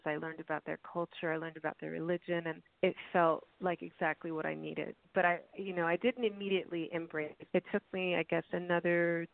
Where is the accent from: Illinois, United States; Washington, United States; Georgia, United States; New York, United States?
Illinois, United States; Chicago; I'm originally from Chicago